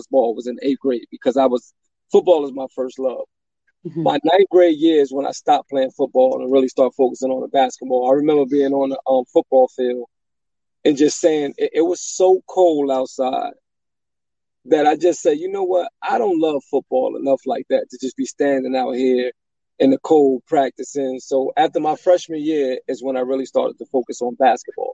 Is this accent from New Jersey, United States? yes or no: yes; Elizabeth, New Jersey, United States; I'm from Elizabeth, New Jersey, born and raised.